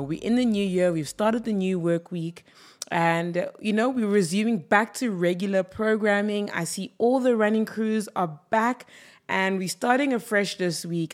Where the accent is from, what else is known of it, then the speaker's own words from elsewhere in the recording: South Africa; as a South African